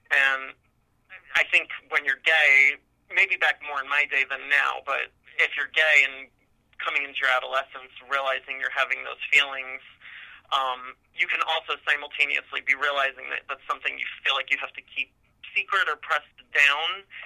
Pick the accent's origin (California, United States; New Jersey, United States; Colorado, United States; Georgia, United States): New Jersey, United States; Union; moved away as an adult; now in Bainbridge, New York, United States; I grew up in North New Jersey in a town called Union. Um, very comfortable, kind of middle class background.